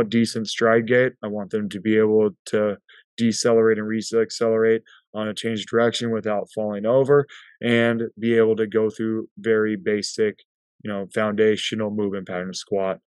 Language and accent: English; Prescott, Arizona, United States; growing up in Prescott, Arizona